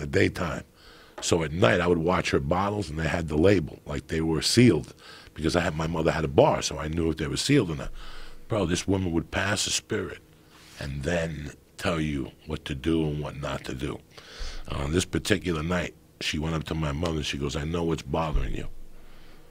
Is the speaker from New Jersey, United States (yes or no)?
yes; North Bergen, New Jersey, United States; also born or lived in Cuba; North Bergen in my hometown